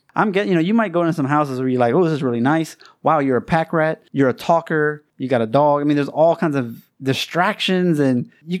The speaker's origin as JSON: {"language": "English", "region": "Louisiana", "country": "United States", "tie": "born or raised there", "moved": "as an adult", "lives_now": "China", "said": "I grew up in Louisiana."}